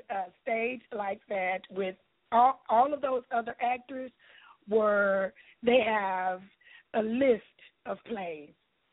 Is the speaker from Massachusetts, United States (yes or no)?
no; Lufkin, Texas, United States; I'll be starring in it in Lufkin, Texas, in my hometown.